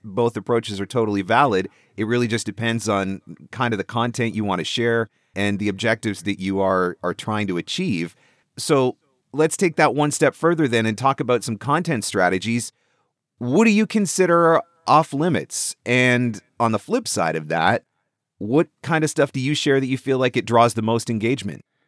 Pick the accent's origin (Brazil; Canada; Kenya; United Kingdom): Canada; I'm Canadian.